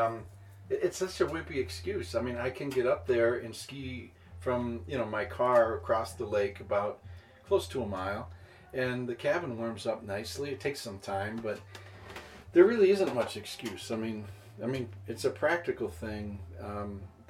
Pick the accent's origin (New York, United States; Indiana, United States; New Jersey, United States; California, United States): New York, United States; Buffalo; moved away as an adult; now in Minneapolis, United States; I grew up in Buffalo, New York